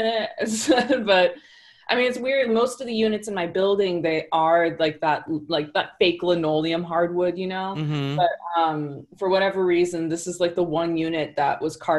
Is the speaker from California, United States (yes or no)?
yes; Rancho Cucamonga, California, United States; also born or lived in Sacramento, California; now in Los Angeles, United States; I grew up in Rancho Cucamonga. I was born in Sacramento.